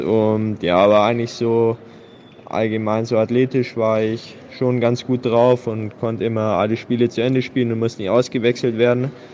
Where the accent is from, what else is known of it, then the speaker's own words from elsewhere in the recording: Augsburg, Bavaria, Germany; 22 Jahre alt, bin Augsburger